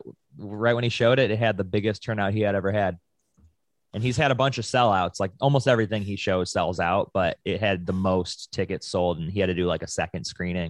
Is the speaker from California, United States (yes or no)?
no; Buffalo, New York, United States; moved away; back in Buffalo, New York, where I'm from.